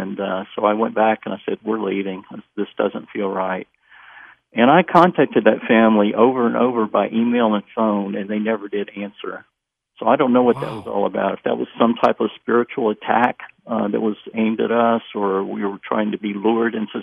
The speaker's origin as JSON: {"language": "English", "town": "Memphis", "region": "Tennessee", "country": "United States", "tie": "born or raised there", "said": "I was born and raised in Memphis."}